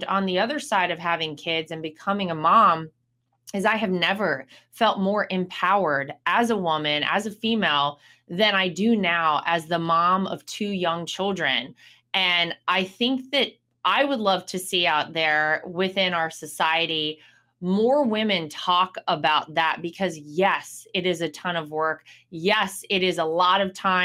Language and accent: English; North Carolina, United States; my home state of North Carolina